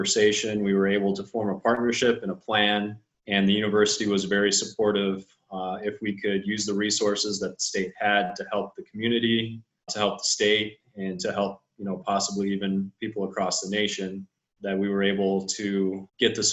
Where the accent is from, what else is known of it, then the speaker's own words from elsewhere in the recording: Columbus, Nebraska, United States; I grew up near Columbus, Nebraska, and my mom was a teacher